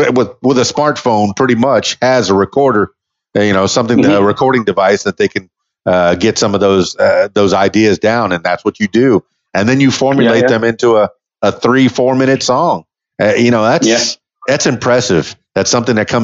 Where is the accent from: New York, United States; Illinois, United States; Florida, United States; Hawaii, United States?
Florida, United States; Miami; moved away as an adult; now in Arkansas, United States; I'm from Miami, Florida, which is a really big city